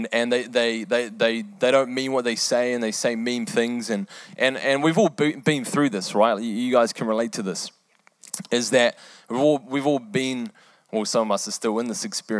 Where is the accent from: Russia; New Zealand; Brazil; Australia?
New Zealand; also born or lived in England; I was born in England. I lived there for eight years. And after that, we moved to New Zealand